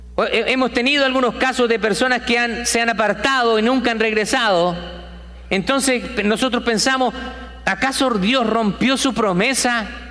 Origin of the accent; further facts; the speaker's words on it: Chile; also born or lived in South America; now in United States; en mi país, en Chile